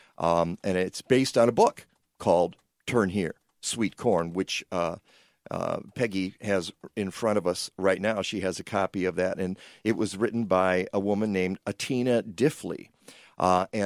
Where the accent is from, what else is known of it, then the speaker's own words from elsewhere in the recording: Midwest, United States; Those of us who were born and raised in the Midwest